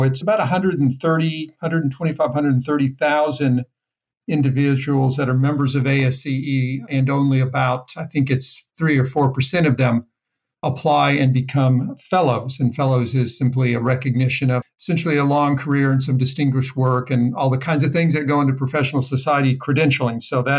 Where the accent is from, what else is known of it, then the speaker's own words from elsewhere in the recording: Southwest, United States; also born or lived in New Mexico / California / Texas / Utah; No, I grew up kind of in the Southwest.